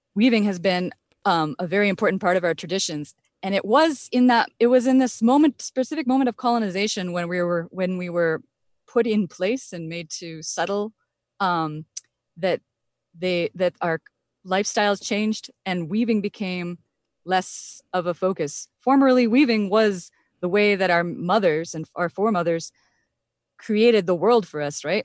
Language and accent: English; Point Grondine, Ontario, Canada; also born or lived in Wikwemikong; I'm actually from the Point Grandin side on the mainland